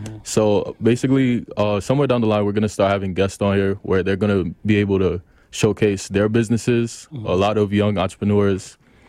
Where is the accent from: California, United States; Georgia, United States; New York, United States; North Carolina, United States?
New York, United States; New York City; also born or lived in Queens; I'm from Brooklyn originally. I live in Queens now. 26